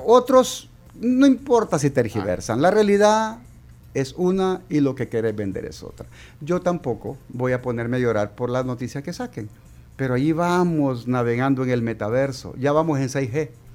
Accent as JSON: {"language": "Spanish", "country": "El Salvador", "said": "somos salvadoreños"}